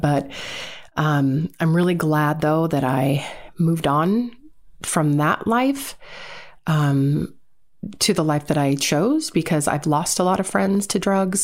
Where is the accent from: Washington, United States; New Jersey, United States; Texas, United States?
Washington, United States; Seattle; born and raised in Seattle, Washington